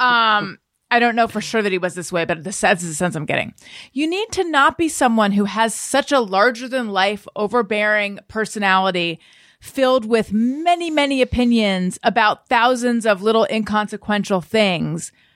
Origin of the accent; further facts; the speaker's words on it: Southern California, United States; we grew up in Southern California.